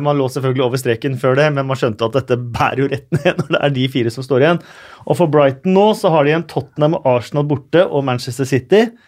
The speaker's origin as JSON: {"language": "Norwegian", "region": "Oslo", "country": "Norway", "said": "jeg er fra Oslo"}